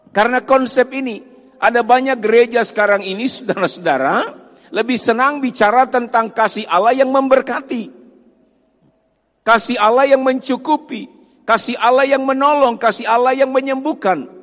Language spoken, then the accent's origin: Indonesian; Sangihe, North Sulawesi, Indonesia; saya asalnya dari Sangihe Talaut dari Manado masih naik kapal lagi ke Pulau Sangihe. Saya asalnya dari sana.